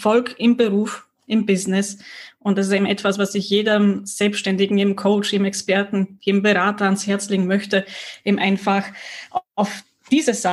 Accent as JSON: {"language": "German", "country": "Austria", "said": "Und somit habe ich mich jetzt auch als Österreicherin enttarnt."}